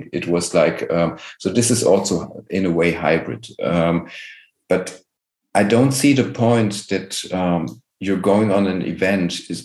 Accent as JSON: {"language": "English", "country": "Germany", "said": "I'm here from Germany"}